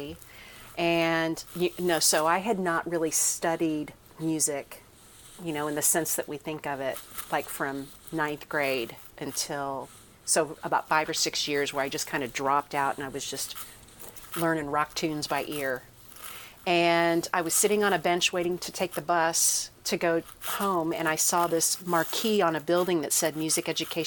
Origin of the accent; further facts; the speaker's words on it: Kansas, United States; I was from Kansas